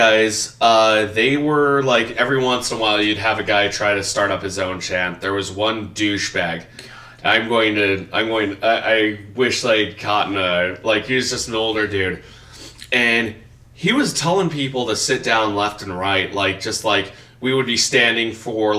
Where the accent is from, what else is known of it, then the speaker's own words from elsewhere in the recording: Riverside, California, United States; moved away; my hometown of Riverside, California